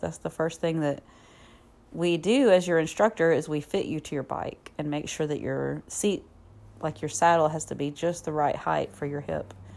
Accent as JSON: {"language": "English", "region": "Southern US", "country": "United States", "also_born_or_lived": "Alabama", "accent": "Southern", "said": "my Southern accent"}